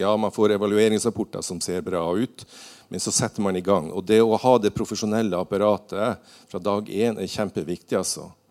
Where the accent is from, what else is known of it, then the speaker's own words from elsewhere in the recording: Northern Norway, Norway; Jeg er nordlending